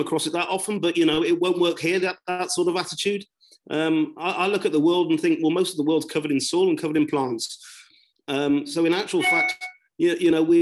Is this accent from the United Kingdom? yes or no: yes; southwest of the UK, South West England, United Kingdom; accent: broad southwest; I am from the southwest of the UK and rather broad accent